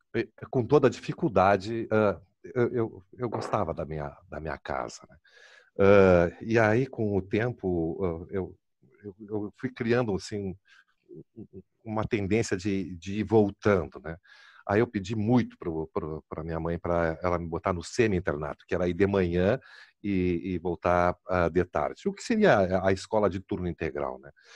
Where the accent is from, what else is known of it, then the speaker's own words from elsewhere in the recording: Porto Alegre, Rio Grande do Sul, Brazil; eu me criei ali no IAPI